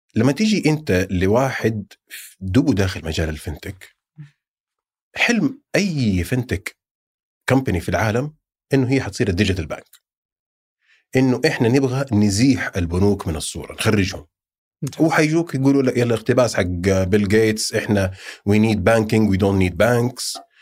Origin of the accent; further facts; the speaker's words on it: Saudi Arabia; also born or lived in Jeddah; عندنا في السعوديه